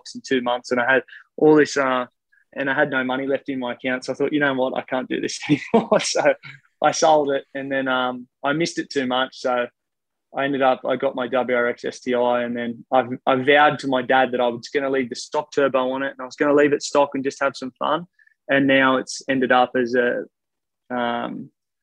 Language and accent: English; Australia; I'm not Irish. I'm Australian